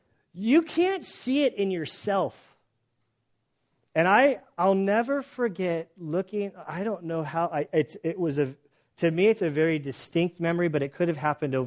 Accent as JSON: {"language": "English", "town": "San Diego", "region": "California", "country": "United States", "tie": "born or raised there", "said": "I grew up in San Diego"}